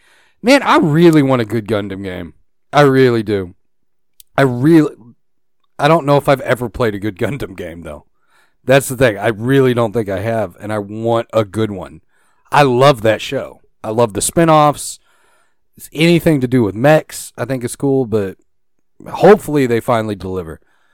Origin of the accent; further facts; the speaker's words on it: Canada; No, I'm Canadian.